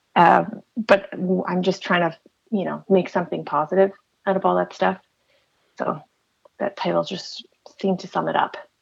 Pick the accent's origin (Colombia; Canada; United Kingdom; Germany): Canada; Chatham, Ontario; moved away as an adult; also born or lived in Windsor, Ontario; now in Toronto, Canada; I was born in Chatham and I, I lived there for uh, a lot of my life.